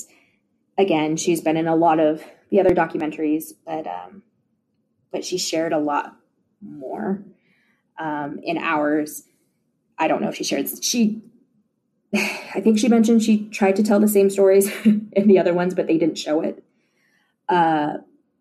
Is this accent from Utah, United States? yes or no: yes; Park City, Utah, United States; I grew up in Park City, Utah, so home of the Sundance Film Festival.